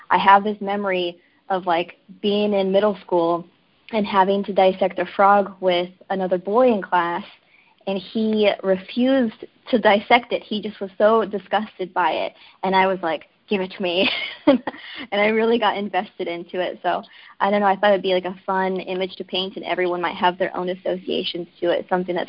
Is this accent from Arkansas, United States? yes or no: yes; Arkansas, United States; now in New York, United States; I am originally from Arkansas